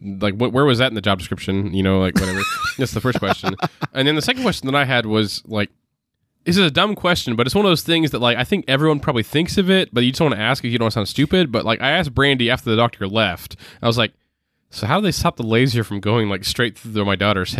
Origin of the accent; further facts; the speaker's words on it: Texas, United States; yeah, you know, we're all we're from Texas. We brand cows.